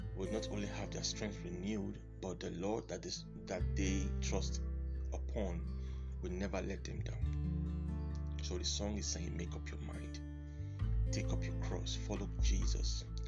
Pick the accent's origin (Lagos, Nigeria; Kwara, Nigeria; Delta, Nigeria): Delta, Nigeria; Warri; I'm from Nigeria, Delta State Warri